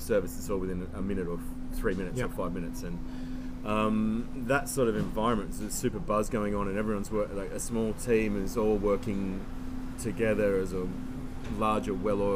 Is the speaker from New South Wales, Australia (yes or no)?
yes; Byron Bay, New South Wales, Australia; moved away as an adult; also born or lived in Sydney; now in Noosa, Australia; I grew up in Byron